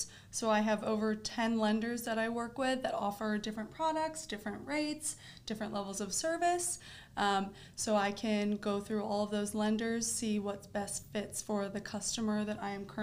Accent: Delaware, United States; moved away as an adult; now in Florida, United States; currently I live in Florida, but I'm originally from Delaware.

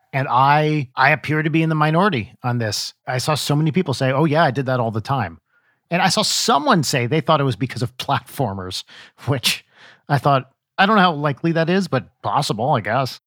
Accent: United States; accent: American; our American accents

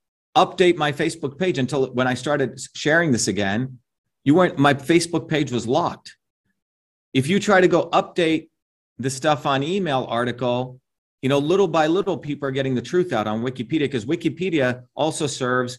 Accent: India; moved away; I grew up in India

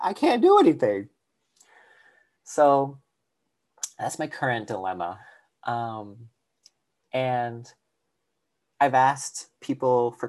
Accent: the South, United States; I'm from the South and it's always hot

